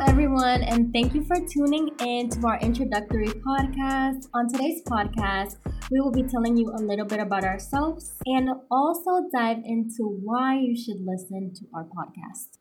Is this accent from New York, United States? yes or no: no; Boston, Massachusetts, United States; born and raised in Boston